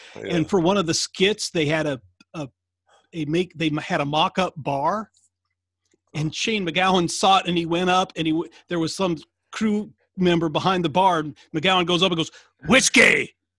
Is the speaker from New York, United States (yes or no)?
no; Iowa, United States; my home state of Iowa.